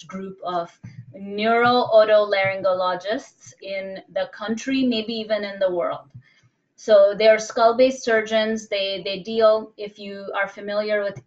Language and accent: English; India; moved away; also born or lived in Bombay; I'm originally from India